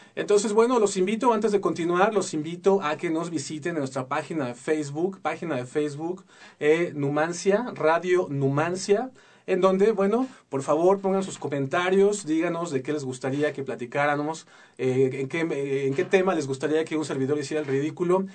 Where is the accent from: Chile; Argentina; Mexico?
Mexico; Mexico City; now in Querétaro, Mexico; yo soy chilango, nací en la Ciudad de México y recién desempacadito me vine para acá